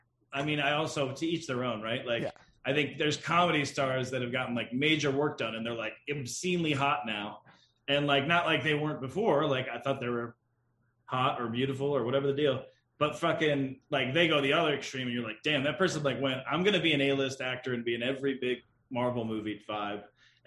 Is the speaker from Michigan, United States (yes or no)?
yes; Detroit, Michigan, United States; I am from Detroit.